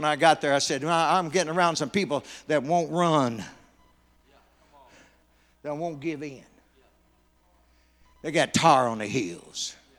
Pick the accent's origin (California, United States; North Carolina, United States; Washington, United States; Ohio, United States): North Carolina, United States; I come from North Carolina. It's called the Tar Heel State.